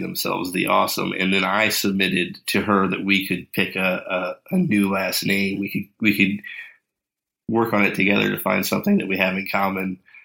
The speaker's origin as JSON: {"language": "English", "region": "Kentucky", "country": "United States", "said": "We're from Kentucky"}